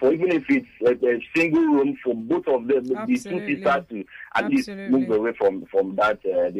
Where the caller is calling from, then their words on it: Lagos, Nigeria; I'm calling from Abraham Adesanya Estate.